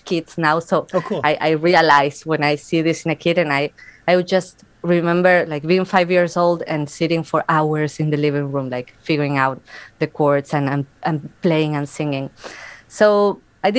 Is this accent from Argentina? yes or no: yes; Argentina; moved away as an adult; also born or lived in United States; now in Winnipeg, Canada; I am from Argentina. I was born there and I grew up there